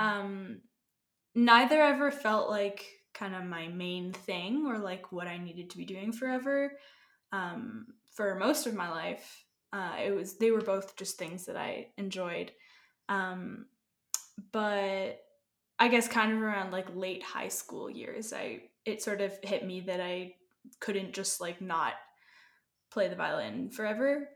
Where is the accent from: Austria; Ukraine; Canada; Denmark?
Canada; now in Colorado, United States; I'm originally from Canada.